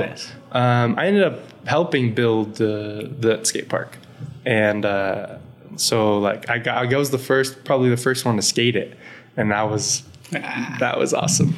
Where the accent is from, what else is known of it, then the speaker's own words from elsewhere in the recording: El Paso, Texas, United States; moved away; also born or lived in Dallas / California; growing up in El Paso